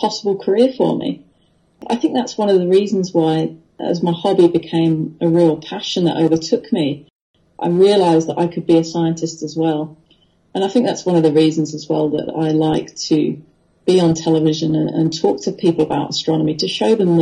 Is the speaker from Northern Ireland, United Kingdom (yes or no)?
no; Wethersfield, East of England, United Kingdom; now in Australia; we lived in a little village called Wethersfield, which is just north of London by about 50, 60 kilometres